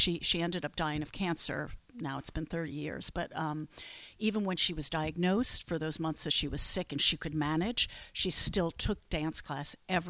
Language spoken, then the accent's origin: English; New York City, New York, United States; also born or lived in Long Island; New York. I'm a New Yorker.